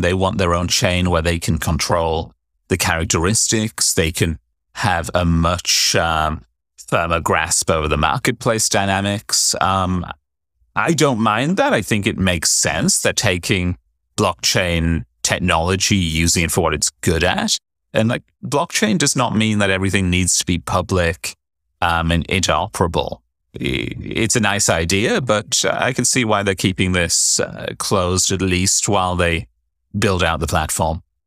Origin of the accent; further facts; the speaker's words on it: United Kingdom; being British, you'd think I just instinctively always be carrying an umbrella, but I'm also a northerner